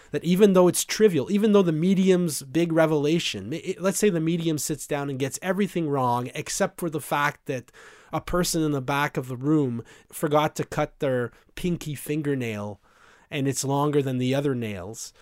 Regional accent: Vanier, Ontario, Canada; I was raised in Vanier

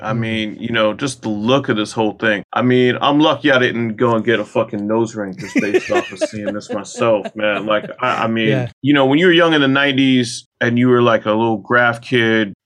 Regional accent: New York City, New York, United States; I'm from New York, you know, like I was raised on Staten Island

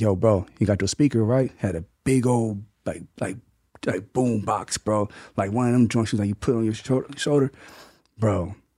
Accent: Mays Landing, New Jersey, United States; also born or lived in Atlantic City, New Jersey; I'm from Maze Landing, New Jersey. It's, which is like twenty minutes from Atlantic City

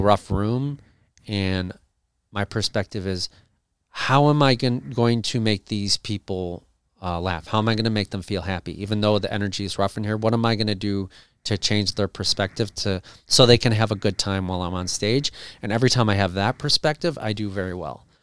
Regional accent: Cleveland, Ohio, United States; I grew up in Cleveland, and country's big in Cleveland

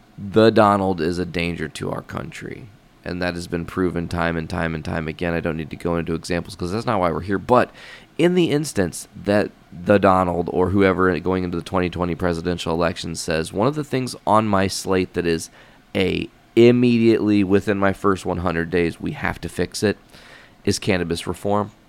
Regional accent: Hoopeston, Illinois, United States; my hometown is small

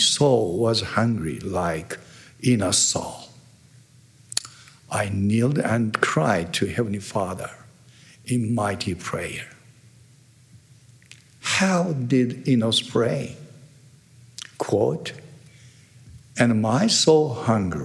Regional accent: Tokyo, Japan; first language Japanese; English is a second language; I'm originally from Japan. It means I can speak a perfect Japanese

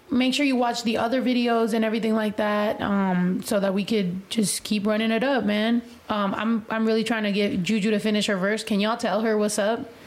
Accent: West Coast, United States; I mean, I'm from the West Coast. Like, I'm used to rappers that are like that.

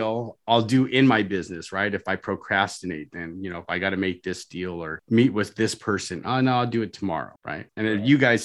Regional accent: Orange County, California, United States; I'm from Orange County, California

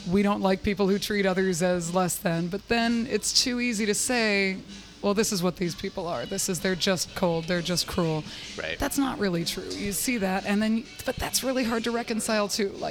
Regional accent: San Francisco, California, United States; also born or lived in Maine; I grew up in San Francisco and I was transplanted to Maine, which was all white people.

